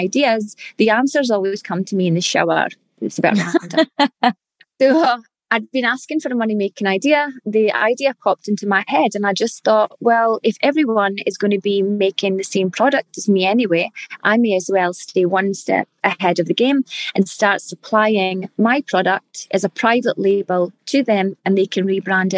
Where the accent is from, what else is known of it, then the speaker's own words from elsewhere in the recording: Scotland, United Kingdom; accent: Scottish; now in Perth, Australia; we're Scottish and back in Scotland